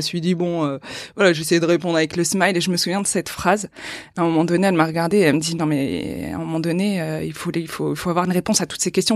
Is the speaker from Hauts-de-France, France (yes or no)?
yes; Boulogne-sur-Mer, Hauts-de-France, France; j'ai grandi à Boulogne-sur-Mer.